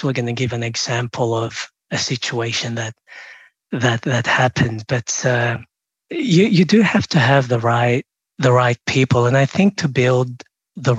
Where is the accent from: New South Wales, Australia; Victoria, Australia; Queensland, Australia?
Victoria, Australia; Melbourne; also born or lived in Philippines; now in Sydney, Australia; I'm from Melbourne, I'm in Sydney now